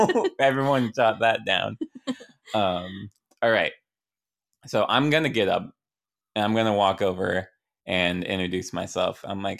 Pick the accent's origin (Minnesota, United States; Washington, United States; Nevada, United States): Washington, United States; Like I always say Seattle.